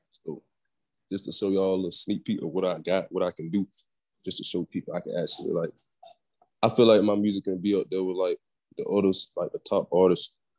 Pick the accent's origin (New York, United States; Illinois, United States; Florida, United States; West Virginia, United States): Florida, United States; Orlando; I was born in Orlando